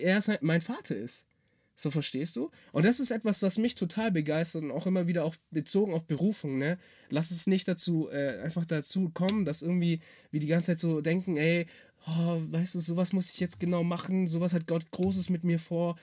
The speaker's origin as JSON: {"language": "German", "region": "Swabia", "country": "Germany", "said": "ich bin halt Schwabe"}